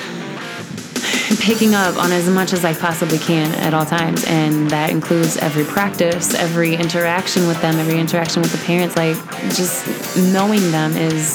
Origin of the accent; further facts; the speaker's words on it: Bloomington, Illinois, United States; also born or lived in South Carolina; I have been in Bloomington Normal my entire life, minus 2 years that I was in boarding school when I was about 16 and 17 years old, and that was in South Carolina